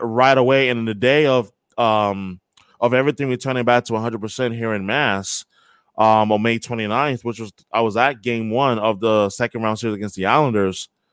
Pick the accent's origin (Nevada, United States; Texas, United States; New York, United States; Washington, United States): New York, United States; also born or lived in Brighton, Boston; now in Boston, United States; born and raised in New York